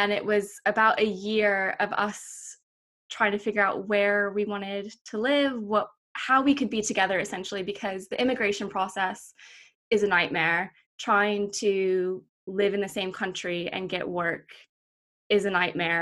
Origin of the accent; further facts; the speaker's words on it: United States; moved away as an adult; also born or lived in North Carolina / Florida; now in United Kingdom; I spent sort of half of my time between North Carolina and Florida